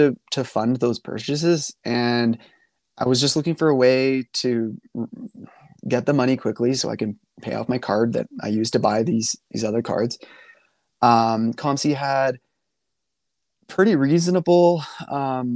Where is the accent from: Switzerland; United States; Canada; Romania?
Canada; being a Canadian